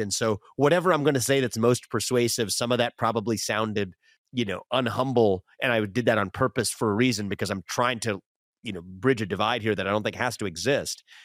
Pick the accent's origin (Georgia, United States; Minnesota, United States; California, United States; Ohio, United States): Ohio, United States; West Chester; where I grew up in Westchester, Ohio